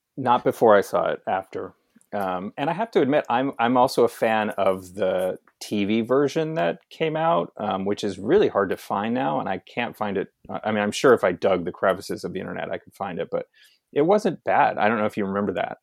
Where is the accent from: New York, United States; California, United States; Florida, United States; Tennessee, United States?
New York, United States; as a New Yorker